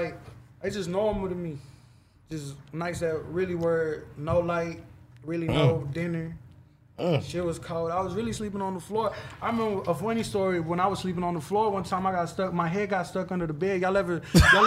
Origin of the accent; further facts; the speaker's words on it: Dallas, Texas, United States; I was raised in North Dallas, 9800 block, Webb Chapel.